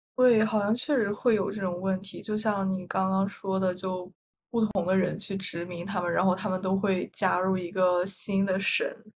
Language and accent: Chinese; northern China, China; 因为我是北方人，虽然我们的方言，就其实和普通话，已经非常像了